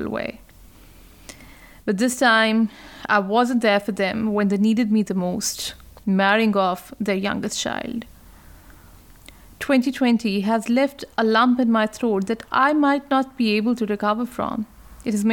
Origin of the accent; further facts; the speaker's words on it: Pakistan; now in Australia; my home country, Pakistan